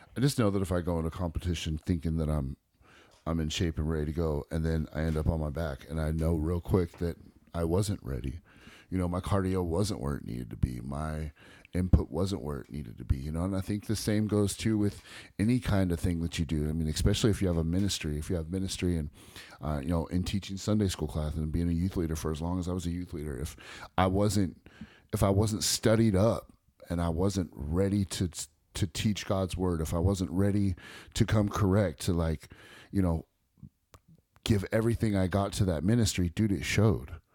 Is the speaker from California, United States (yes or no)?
yes; Bay Area, California, United States; I was born and raised in the Bay Area and California